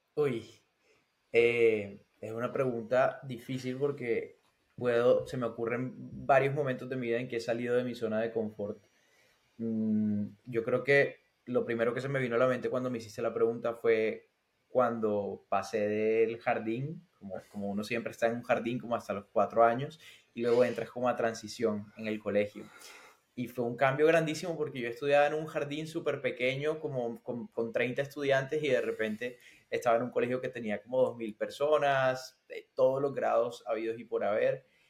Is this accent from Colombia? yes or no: yes; Barranquilla, Atlántico, Colombia; moved away as an adult; also born or lived in Barcelona; now in Finland; soy de Barranquilla, de Colombia, del Caribe colombiano.